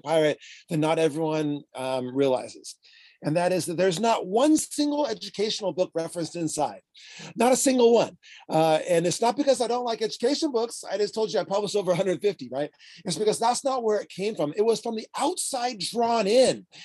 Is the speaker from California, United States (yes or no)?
yes; San Diego, California, United States; I am from San Diego, California